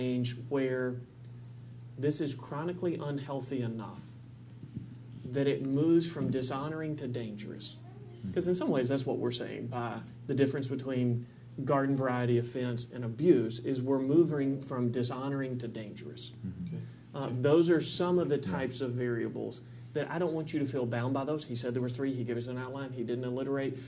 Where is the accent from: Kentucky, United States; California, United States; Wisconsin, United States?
Kentucky, United States; I'm from Kentucky